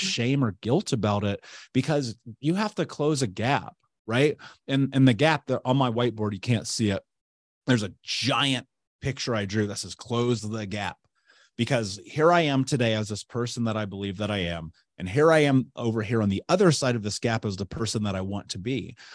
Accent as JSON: {"language": "English", "town": "Indianapolis", "region": "Indiana", "country": "United States", "tie": "born or raised there", "said": "I grew up in Indianapolis"}